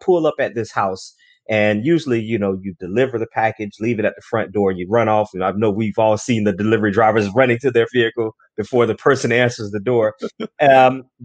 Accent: Orlando, Florida, United States; Originally from Orlando, Florida, born and raised in Orlando, Florida

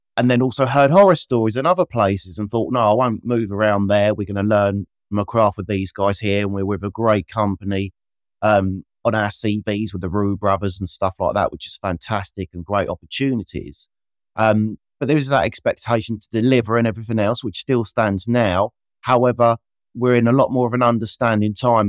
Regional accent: Kent, South East England, United Kingdom; I grew up in Kent using great Kent produce and Bramley apples

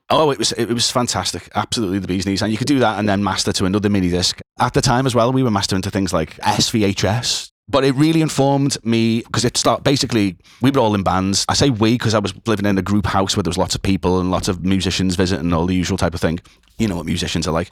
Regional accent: Liverpool, North West England, United Kingdom; I am originally from Liverpool. I am still in Liverpool

